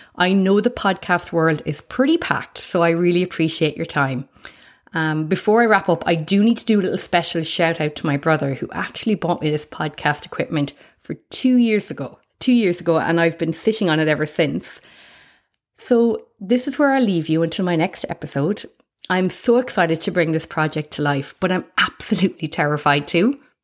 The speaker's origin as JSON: {"language": "English", "country": "Ireland", "accent": "Irish", "moved": "as an adult", "lives_now": "Australia", "said": "you can probably guess my accent, that I'm Irish"}